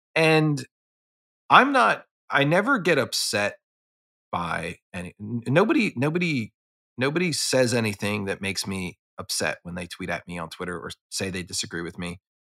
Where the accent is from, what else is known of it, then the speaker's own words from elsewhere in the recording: Philadelphia, Pennsylvania, United States; I grew up in Philadelphia